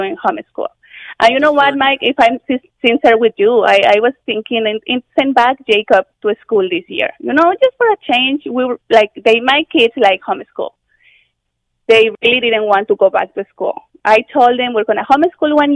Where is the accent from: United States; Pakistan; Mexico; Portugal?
Mexico; moved away as an adult; also born or lived in London, Ontario, Canada; now in Canada; I'm originally from Mexico. And when I came to Canada 16 years ago